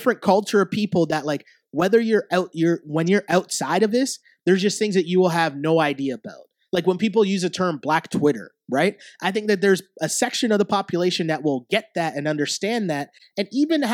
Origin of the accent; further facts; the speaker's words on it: Toronto, Ontario, Canada; I grew up in like inner city Toronto